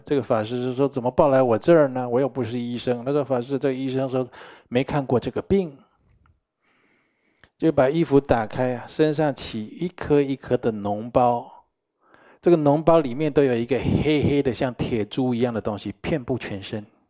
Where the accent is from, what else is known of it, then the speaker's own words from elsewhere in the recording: Taiwan; 我们台湾人最会讲了